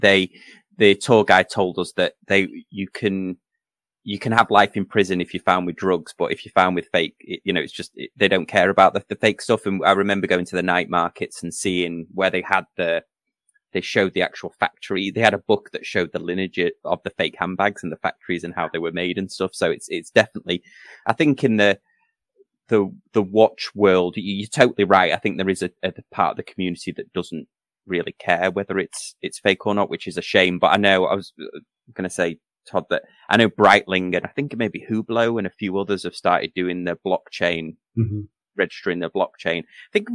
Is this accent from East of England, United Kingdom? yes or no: no; Manchester, North West England, United Kingdom; moved away; I'm from Manchester originally